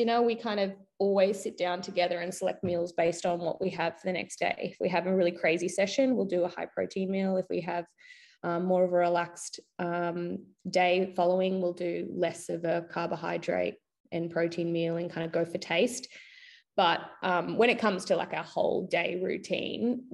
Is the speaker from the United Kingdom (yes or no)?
no; Queensland, Australia; also born or lived in United States; I was from Queensland